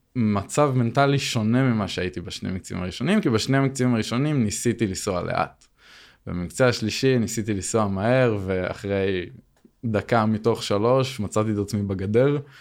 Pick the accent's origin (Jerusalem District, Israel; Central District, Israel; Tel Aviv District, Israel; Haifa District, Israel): Haifa District, Israel; Binyamina; moved away as an adult; now in Arad, Israel; אני במקור מבנימינה, אבל בזכות העבודה אז עברתי לערד